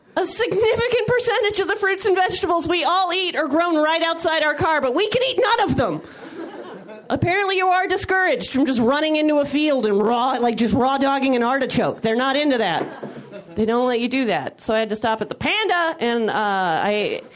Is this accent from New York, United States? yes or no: no; Napa, California, United States; also born or lived in San Francisco, California; now in Los Angeles, United States; I grew up not far from SF. I grew up in Napa, California